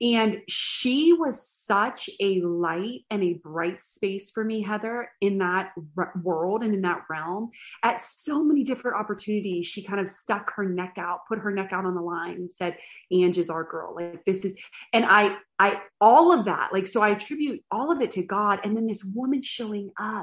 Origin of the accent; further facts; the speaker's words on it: a little town outside of Pittsburgh, Pennsylvania, United States; moved away as an adult; also born or lived in Boston / Brownsville; I grew up in a little town outside of Pittsburgh